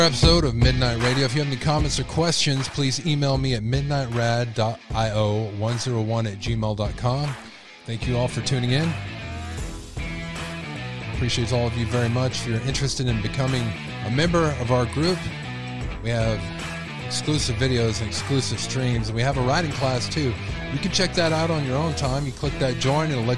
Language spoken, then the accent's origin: English; Texas, United States; my home state